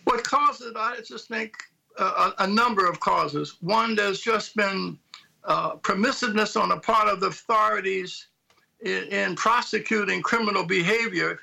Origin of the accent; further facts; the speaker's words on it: Philadelphia, Pennsylvania, United States; I'm from Philadelphia